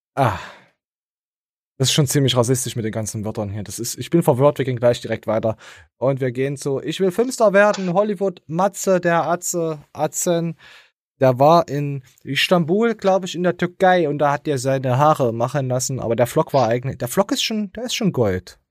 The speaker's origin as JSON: {"language": "German", "country": "Germany", "said": "als De Deutscher bist du halt meistens immer der Dumme"}